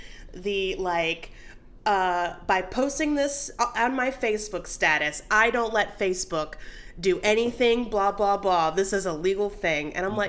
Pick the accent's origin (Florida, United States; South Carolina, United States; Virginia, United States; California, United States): Virginia, United States; also born or lived in San Diego, United States; Because we moved away from San Diego when I was like one. And we moved to Virginia.